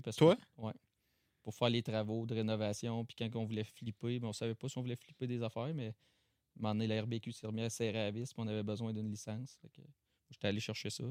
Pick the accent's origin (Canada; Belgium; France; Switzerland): Canada; Chesterville, Quebec; On vient de Chester, hein, Chesterville, à côté de Saint-Paul